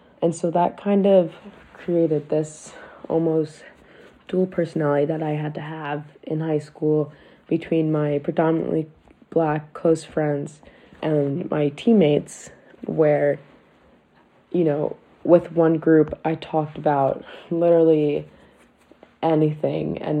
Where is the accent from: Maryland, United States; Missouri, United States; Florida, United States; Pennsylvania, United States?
Maryland, United States; Baltimore; I was born in Baltimore and raised here.